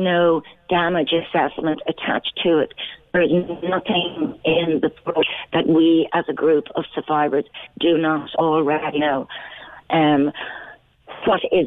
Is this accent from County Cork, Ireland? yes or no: yes; Cork, County Cork, Ireland; I was baptized 2 days after I was born in Besborough.